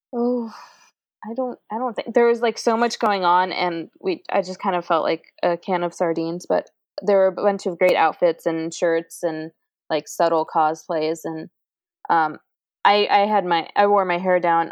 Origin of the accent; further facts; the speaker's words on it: Virginia, United States; I'm from Virginia, and I'm like 45 minutes away from well, 45 to an hour away from DC